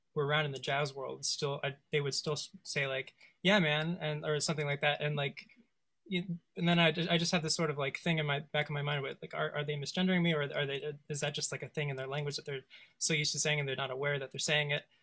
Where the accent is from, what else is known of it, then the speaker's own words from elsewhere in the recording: West Coast, United States; I grew up on the West Coast